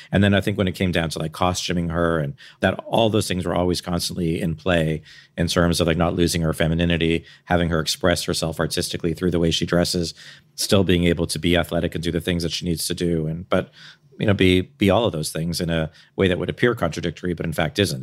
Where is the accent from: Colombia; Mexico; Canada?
Canada; I'm Canadian.